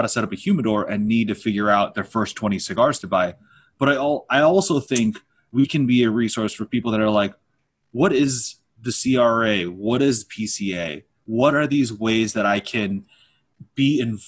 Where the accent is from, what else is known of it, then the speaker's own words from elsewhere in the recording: Los Angeles, California, United States; also born or lived in Torrance, California; We're from